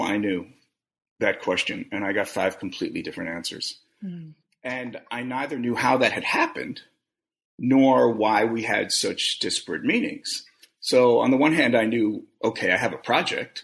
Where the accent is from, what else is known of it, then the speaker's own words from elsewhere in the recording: New York City, New York, United States; I grew up in Brooklyn in the 70s